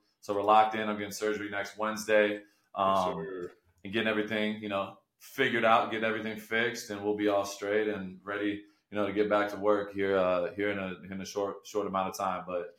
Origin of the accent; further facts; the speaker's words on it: Michigan, United States; moved away; So obviously I'm from Michigan. I grew up, you know, in Michigan.